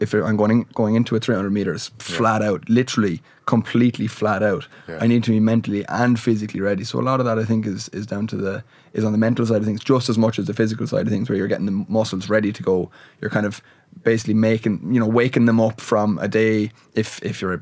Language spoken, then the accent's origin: English; Waterford, Munster, Ireland; moved away as an adult; now in Limerick, Ireland; I'm actually from Waterford, which is about 2 hours away. But I'm based in Limerick now